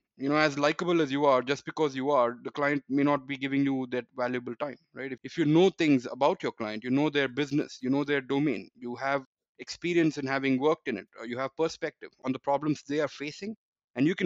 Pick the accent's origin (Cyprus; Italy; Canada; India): India; Chennai, Tamil Nadu; I grew up in India, in Chennai.